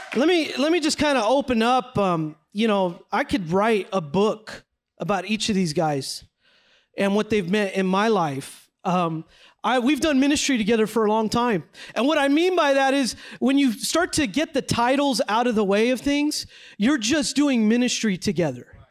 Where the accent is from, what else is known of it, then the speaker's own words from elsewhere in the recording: San Jose, California, United States; moved away as an adult; now in Los Angeles, United States; I grew up in San Jose, California